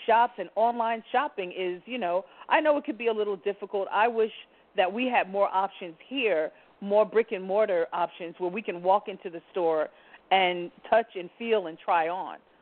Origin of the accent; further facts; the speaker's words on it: New York City, New York, United States; I'm a New Yorker